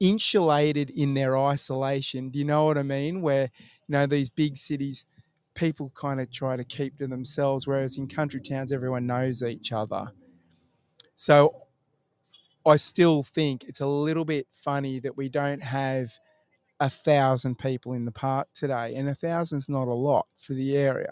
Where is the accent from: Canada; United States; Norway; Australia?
Australia; East Coast; moved away as an adult; now in Western Australia, Australia; I'm from the East Coast